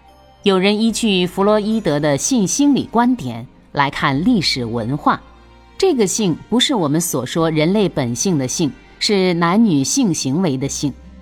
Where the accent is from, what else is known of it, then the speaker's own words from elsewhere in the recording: China; 孔子集中国文化之大成，我们中国人自己对他的封号最好，大成至圣先师